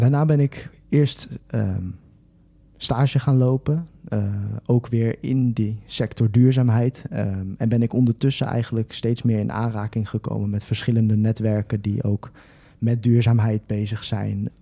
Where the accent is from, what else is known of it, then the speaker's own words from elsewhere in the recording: Twello, Gelderland, Netherlands; ik kom oorspronkelijk uit Teugen.